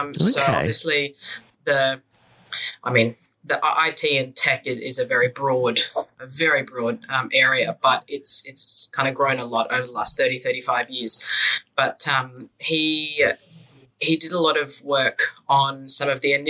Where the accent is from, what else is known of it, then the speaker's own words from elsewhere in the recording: Sydney, New South Wales, Australia; I grew up in the North Shore in Sydney.